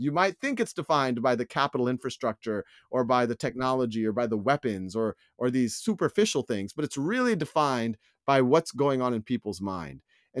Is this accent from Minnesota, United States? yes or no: no; Metairie, Louisiana, United States; born there; I was born in 1976 in Metairie, Louisiana, which is right outside of New Orleans. It's actually between the airport and the downtown area.